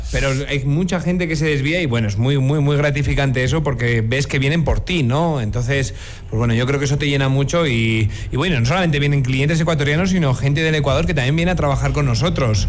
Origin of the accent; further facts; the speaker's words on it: Basque Country, Spain; now in La Rioja, Spain; País Vasco, que es mi tierra, ¿no? En España